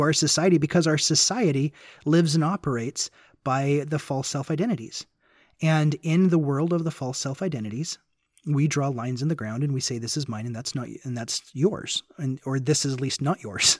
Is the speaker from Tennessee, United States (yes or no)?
yes; Memphis, Tennessee, United States; moved away; also born or lived in Utah / Nashville, Tennessee / Bakersfield, California; I grew up in Memphis, Tennessee, so it's kind of a bit like going back home for me